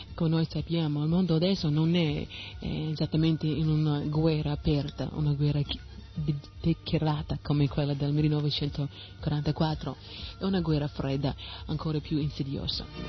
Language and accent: Italian; United States; Italian is a second language; now in Italy; io sono nata negli Stati Uniti, ma non è come mi sono identificata, eh, così con quel paese